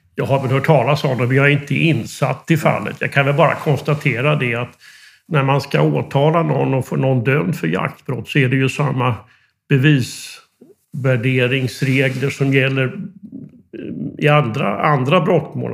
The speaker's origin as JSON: {"language": "Swedish", "town": "Västervik", "region": "Kalmar County", "country": "Sweden", "tie": "born or raised there", "said": "jag är eh, fiskarpojk från Västerviks skärgård"}